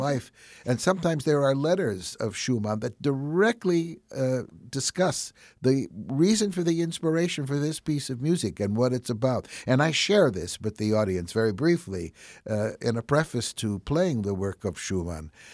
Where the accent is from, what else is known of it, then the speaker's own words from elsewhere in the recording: Chicago, Illinois, United States; accent: Chicago; with my Chicago accent